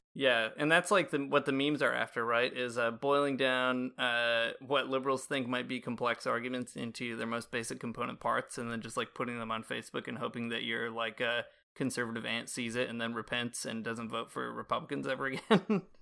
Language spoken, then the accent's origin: English; United States; now in Toronto, Canada; being Catholic in Canada as an American citizen